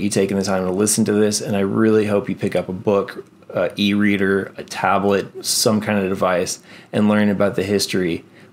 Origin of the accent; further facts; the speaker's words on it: Texas, United States; I'm from Texas